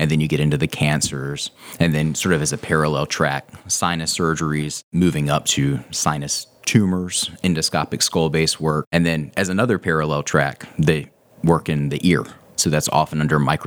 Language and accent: English; Reidsville, North Carolina, United States; moved away; also born or lived in Chapel Hill, North Carolina; I actually grew up in a small town called Reidsville. It's sort of like in the top middle of the state. The nearest big city is Greensboro, North Carolina.